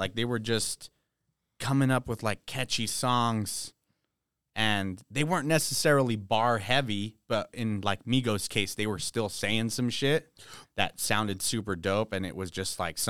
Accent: California, United States; We're from Cali, so we grew up on West Coast

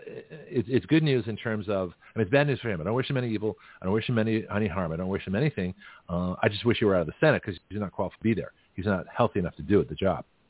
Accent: Boston, Massachusetts, United States; moved away as an adult; also born or lived in San Francisco, California; I'm from Boston.

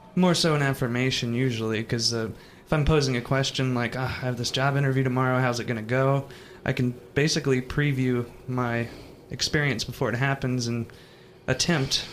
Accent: Jacksonville, Florida, United States; moved away as an adult; also born or lived in Wyoming; I'm from Jacksonville, Florida

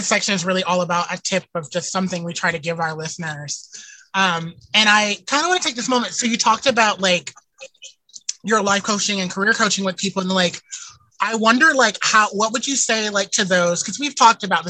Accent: the South, United States; I'm from the South

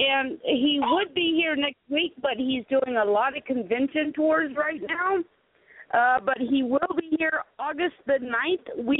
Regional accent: South Carolina, United States; I grew up in South Carolina.

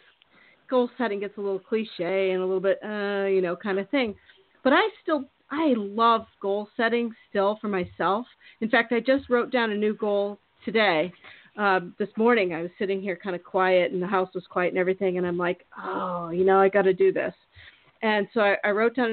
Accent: Iowa, United States; moved away; also born or lived in Minneapolis, Minnesota; I'm from Iowa. And my big thing was like moving to Minneapolis.

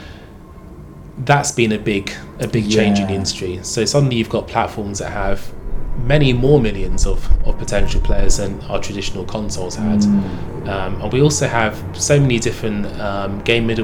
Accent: Bromley, London, United Kingdom; I was born in lovely Bromley

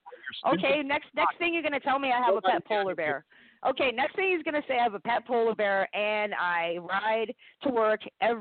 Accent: Canada; I am Canadian.

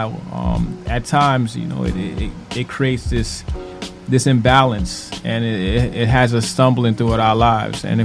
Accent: New York City, New York, United States; also born or lived in Trinidad and Tobago; Crown Heights. Raised in Crown Heights. Originally from Trinidad and Tobago

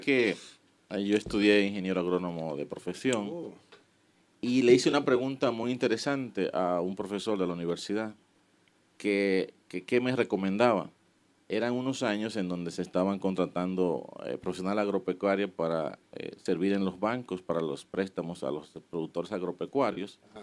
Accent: Miches, El Seibo, Dominican Republic; yo nací en Miches

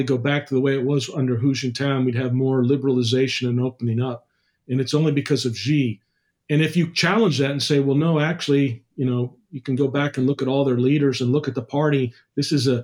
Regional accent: United States; I'm an American

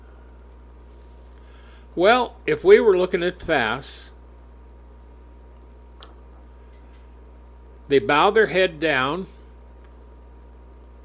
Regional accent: United States; I'm an American

